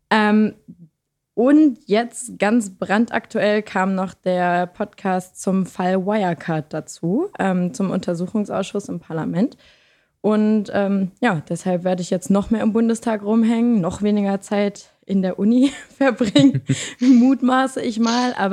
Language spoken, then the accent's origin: German; Lower Saxony, Germany; Und ich komme aus Niedersachsen, das vielleicht noch am Rande.